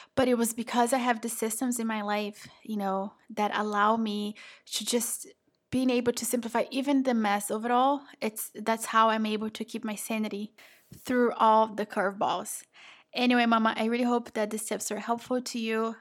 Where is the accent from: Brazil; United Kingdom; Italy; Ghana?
Brazil; moved away; I am from Brazil.